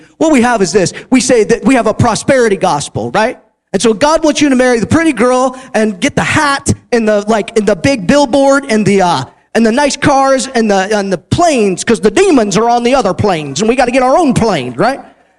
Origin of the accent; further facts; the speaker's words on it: Houston, Texas, United States; I'm from Houston, Texas. I'm like, I thought we did big.